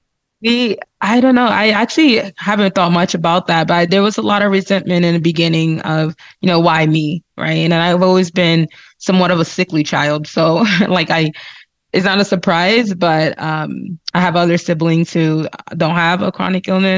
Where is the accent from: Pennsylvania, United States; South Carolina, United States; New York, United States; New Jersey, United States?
New Jersey, United States; moved away as an adult; now in Salt Lake City, United States; I'm originally from the East Coast, so New Jersey. born and raised.